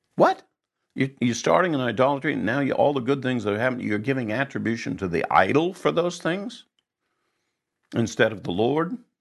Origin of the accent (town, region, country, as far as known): United States